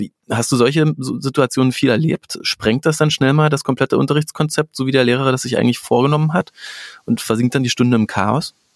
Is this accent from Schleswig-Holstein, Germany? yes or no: no; Berlin, Germany; ich komme ja aus Berlin